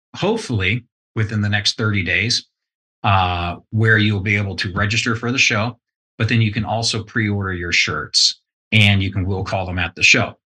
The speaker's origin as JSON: {"language": "English", "region": "East Texas", "country": "United States", "tie": "born or raised there", "moved": "yes", "lives_now": "Southern California, United States", "said": "I was raised in East Texas"}